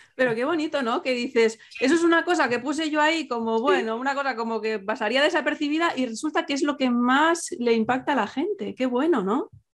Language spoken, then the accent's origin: Spanish; Catalonia, Spain; soy catalana